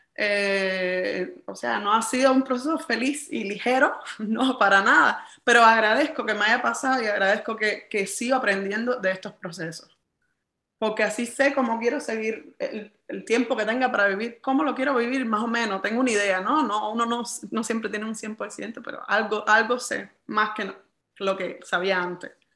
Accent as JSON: {"language": "Spanish", "country": "Cuba", "said": "en mi país"}